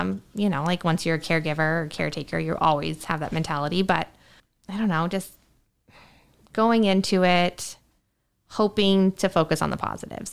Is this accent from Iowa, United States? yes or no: no; Spokane, Washington, United States; Went back to my old stomping grounds